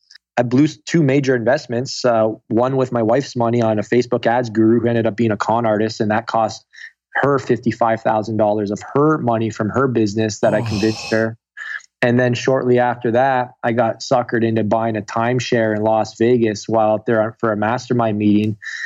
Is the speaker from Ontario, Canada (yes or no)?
yes; Guelph, Ontario, Canada; now in Toronto, Canada; Guelph, Ontario.